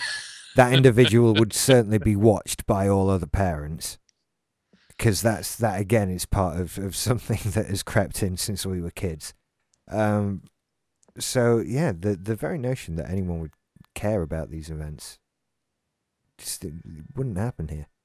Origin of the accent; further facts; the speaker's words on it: Scotland, United Kingdom; I'm Scottish. No, you're British! I'm Scottish.